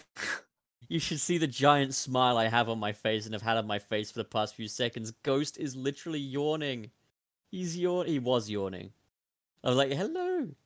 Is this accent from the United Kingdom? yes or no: yes; United Kingdom; In the U K, we don't have mountains and lakes and stuff